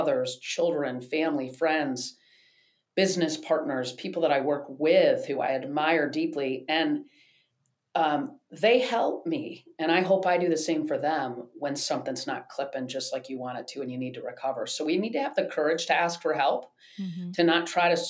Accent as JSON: {"language": "English", "town": "East Lansing", "region": "Michigan", "country": "United States", "tie": "born or raised there", "said": "growing up in Michigan"}